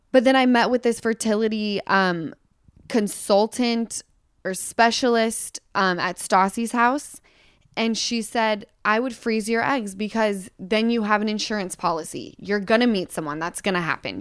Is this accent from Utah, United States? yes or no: yes; Utah, United States; moved away; I come from Utah